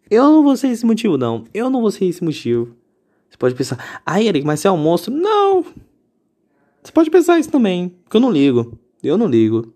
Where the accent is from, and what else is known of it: Brazil